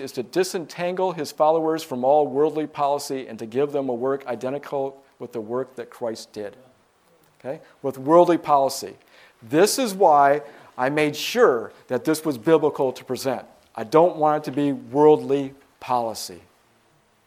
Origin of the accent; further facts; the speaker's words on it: Michigan, United States; I'm from Michigan.